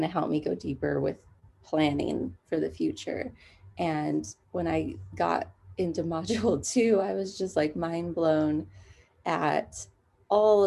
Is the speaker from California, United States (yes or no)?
yes; San Dimas, California, United States; I am from San Dimas, which is in Southern California